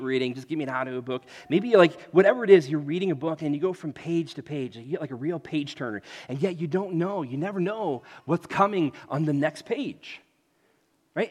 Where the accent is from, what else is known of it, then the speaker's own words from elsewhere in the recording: United States; being an American